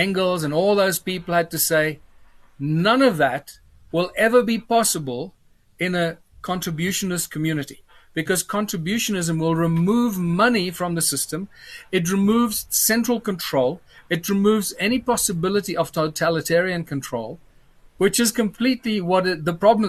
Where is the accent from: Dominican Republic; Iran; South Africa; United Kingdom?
South Africa; Johannesburg, Gauteng; also born or lived in Cape Town; I'm a Joburg boy most of my life